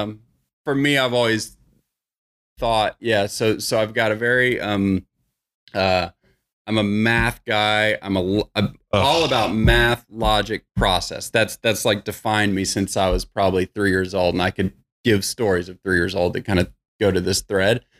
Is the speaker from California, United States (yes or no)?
no; Irving, Texas, United States; also born or lived in Bedford, Texas; So just grew up in Irving, moved to Bedford, went to high school in Bedford